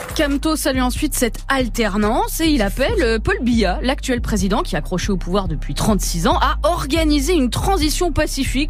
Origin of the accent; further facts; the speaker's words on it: Creuse, Nouvelle-Aquitaine, France; moved away; j'ai grandi dans la Creuse